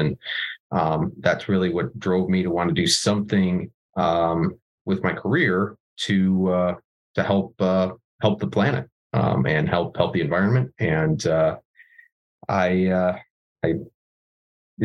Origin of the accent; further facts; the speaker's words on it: Buffalo, New York, United States; I was born in Buffalo, New York, which is we're probably best known for snow and chicken wings